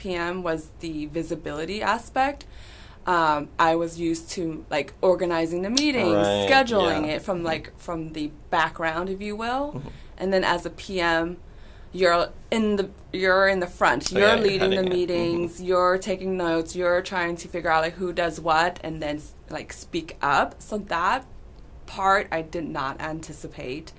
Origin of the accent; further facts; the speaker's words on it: California, United States; moved away; I'm from California